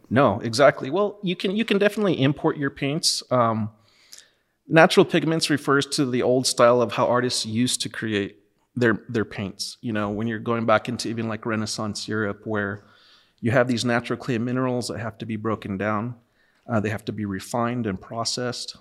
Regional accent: Los Lunas, New Mexico, United States; I'm from Los Lunas, New Mexico.

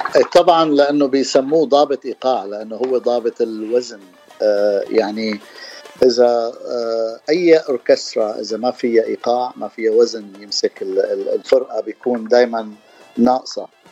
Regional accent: Damascus, Damascus Governorate, Syria; moved away as an adult; also born or lived in San Diego, United States; now in Los Angeles, United States; انا من دمشق من سوريا وصار لي 32 سنه من سنه 1990 1990 انا بلوس انجلوس

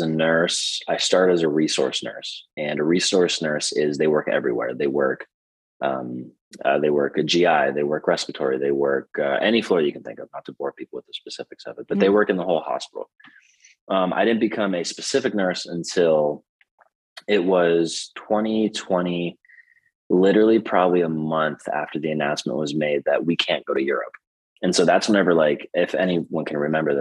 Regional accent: Emporium, Pennsylvania, United States; moved away as an adult; also born or lived in Pittsburgh, Pennsylvania; now in San Francisco, United States; I'm from a very small town, Emporium, Pennsylvania

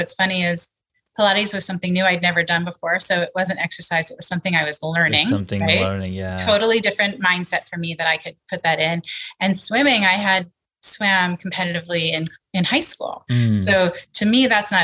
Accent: New York, United States; I grew up in New York, just outside of Manhattan, about a half hour northwest

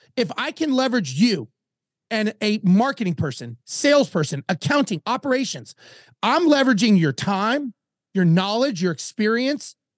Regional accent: Los Angeles, California, United States; moved away; I grew up in Los Angeles

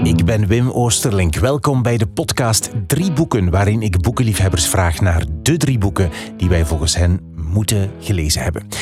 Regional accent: Ghent, Flanders, Belgium; de bibliotheek van onze thuisstad, de imposante bibliotheek De Krook in Gent

